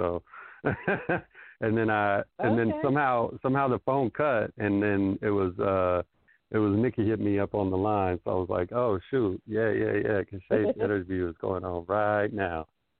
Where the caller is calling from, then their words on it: Los Angeles, California, United States; I'm in L.A.